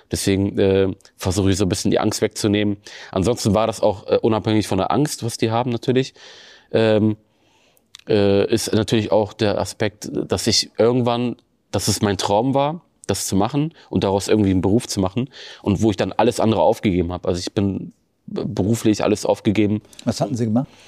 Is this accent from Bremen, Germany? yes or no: yes; Bremen, Germany; Egal, wo ich auf der Welt bin, Bremen ist und bleibt immer meine Heimat.